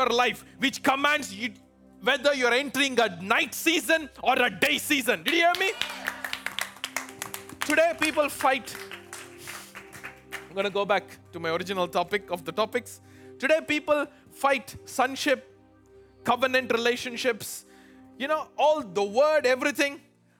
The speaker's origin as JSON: {"language": "English", "country": "India", "lives_now": "Chicago, United States", "said": "And people have lived here longer than me. Look, I came from India. They tell me, this year in Chicago, things bloomed earlier."}